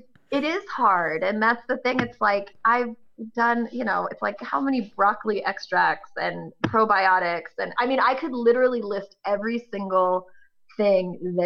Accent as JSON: {"language": "English", "region": "Northern California", "country": "United States", "said": "I'm from Northern California"}